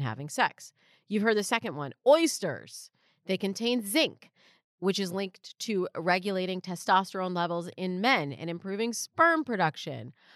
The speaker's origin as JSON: {"language": "English", "region": "Michigan", "country": "United States", "moved": "yes", "lives_now": "California, United States", "said": "you're not a real Californian, which I'm not, I'm from Michigan"}